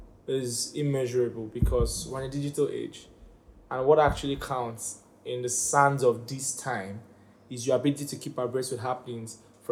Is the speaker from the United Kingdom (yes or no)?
yes; United Kingdom; I'm British, you know. It's support.